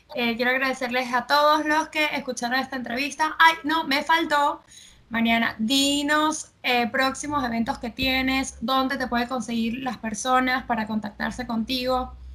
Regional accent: Venezuela; now in Argentina; yo, que soy de Venezuela, vivo aquí en Argentina

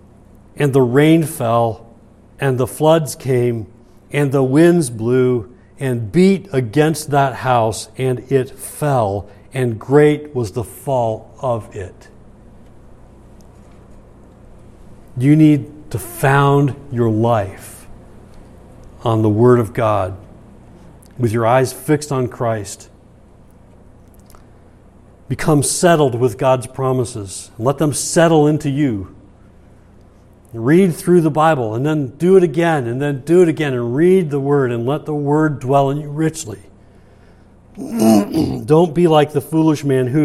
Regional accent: Michigan, United States; moved away as an adult; I was from Michigan at the time

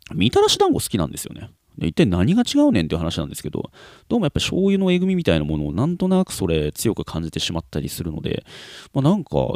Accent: Kansai, Japan; moved away; 幼少期を関西の方で過ごした

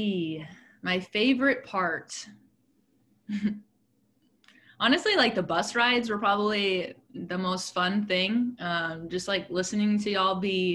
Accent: Austin, Texas, United States; moved away as an adult; I'm originally from Austin, Texas, played at Concordia

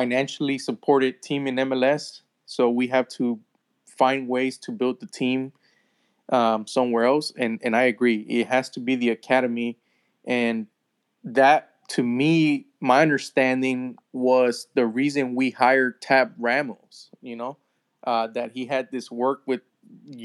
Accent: Houston, Texas, United States; I'm from Houston.

